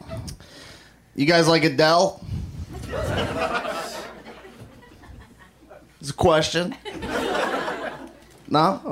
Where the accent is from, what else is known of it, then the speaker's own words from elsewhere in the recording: New York, United States; now in Los Angeles, United States; I'm from New York.